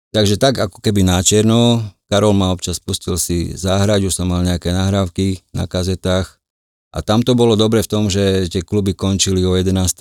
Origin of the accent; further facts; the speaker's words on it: Košice, Košice Region, Slovakia; moved away as an adult; also born or lived in Switzerland; tam, tam, tam som sa narodil, tam som vyrastal a do nejakých 36 rokov som tam pôsobil